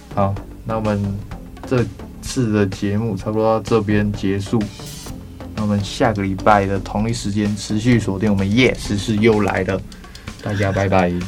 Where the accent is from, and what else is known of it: Taiwan